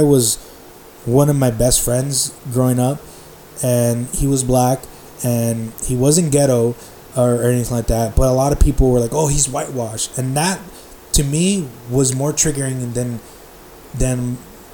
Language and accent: English; Compton, California, United States; I grew up in Compton. I lived there a good portion of my life